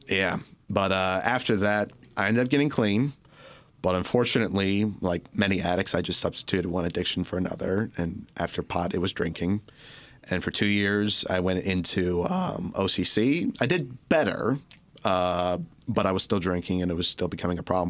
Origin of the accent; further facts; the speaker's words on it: Orchard Lake, Michigan, United States; I grew up in, uh, right near here in a little place called Orchard Lake.